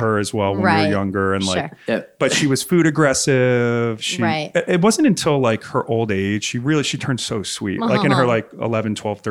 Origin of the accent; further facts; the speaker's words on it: Doylestown, Pennsylvania, United States; also born or lived in Long Island, New York; I was born in Long Island, but grew up when I was seven. We moved to outside of Philadelphia, Bucks County, Doylestown.